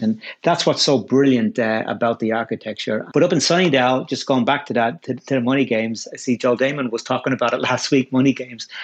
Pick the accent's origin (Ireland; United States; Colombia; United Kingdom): Ireland; Dublin, Leinster; I grew up in Ireland. Grew up in a suburb of Dublin